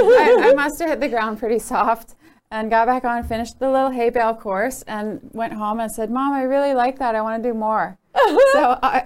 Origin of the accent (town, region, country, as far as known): central New Jersey, United States; born or raised there